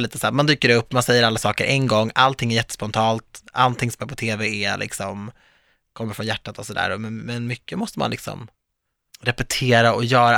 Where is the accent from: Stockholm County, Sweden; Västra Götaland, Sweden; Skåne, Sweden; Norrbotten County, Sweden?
Stockholm County, Sweden; Viksjö, Stockholm suburbs; jag växte upp i mitt hus i förorten